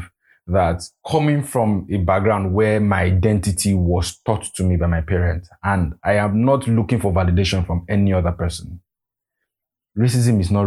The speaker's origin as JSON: {"language": "English", "country": "Nigeria", "said": "as an African, as a Nigerian, as an Igbo man"}